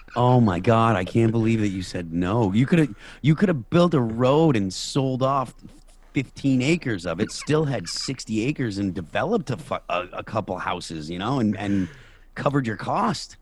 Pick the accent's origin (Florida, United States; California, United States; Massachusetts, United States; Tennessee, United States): Massachusetts, United States; Chicopee; moved away as an adult; now in New Hampshire, United States; Chicopee, the town that I, I grew up